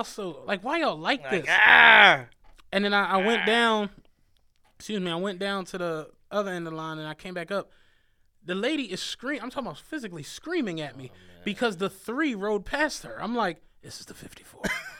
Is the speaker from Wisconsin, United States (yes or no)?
no; Penrose, Pennsylvania, United States; I'm from Penrose, if don't nobody know that shit. It's like, we didn't have that shit growing up.